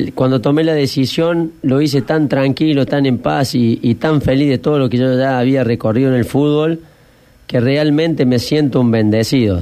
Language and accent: Spanish; General Cabrera, Córdoba, Argentina; moved away; en los pueblos nuestros, Cabrera